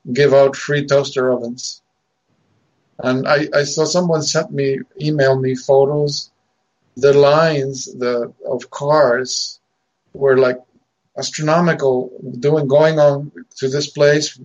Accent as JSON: {"language": "English", "country": "Argentina", "tie": "born or raised there", "moved": "yes", "said": "I was born and raised in Argentina"}